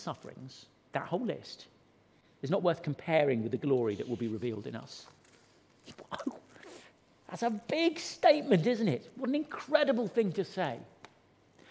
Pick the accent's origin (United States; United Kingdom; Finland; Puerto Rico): United Kingdom; Suffolk, East of England; when I was growing up in Suffolk